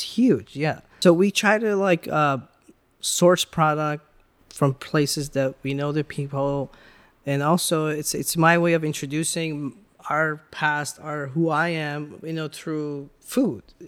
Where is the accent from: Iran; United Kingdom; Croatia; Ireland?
Iran; now in United States; growing up in Iran, you had to, like, kinda connect with different peoples always